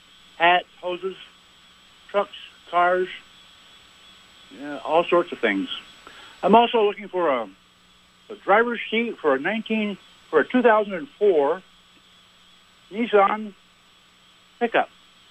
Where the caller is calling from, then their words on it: Champlain, New York, United States; I'm calling from Champlain, New York.